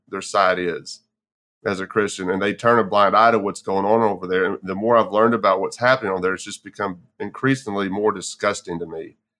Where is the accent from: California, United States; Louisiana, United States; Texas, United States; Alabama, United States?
Texas, United States; moved away; I'm originally from Texas myself